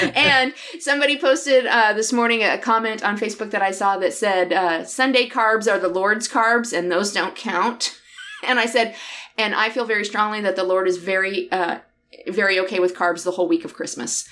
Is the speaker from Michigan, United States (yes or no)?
yes; near South Bend, southern Michigan, United States; moved away; I grew up down here